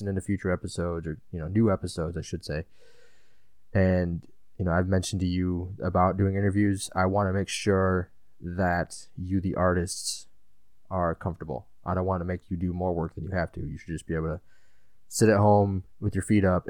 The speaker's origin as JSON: {"language": "English", "region": "Illinois", "country": "United States", "said": "I'm from Illinois"}